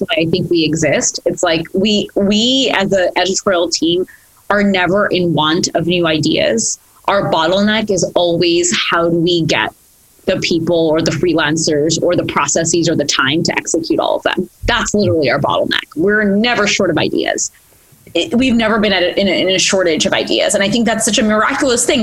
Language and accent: English; United States; also born or lived in India; I was born in India, moved to America when I was three